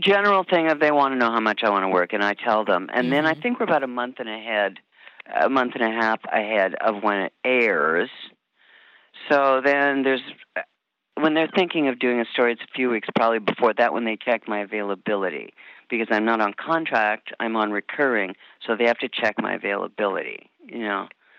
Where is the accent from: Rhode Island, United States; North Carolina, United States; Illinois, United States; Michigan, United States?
Michigan, United States; born there; also born or lived in Omaha; No, I was born in Michigan, and my dad worked for Mutual of Omaha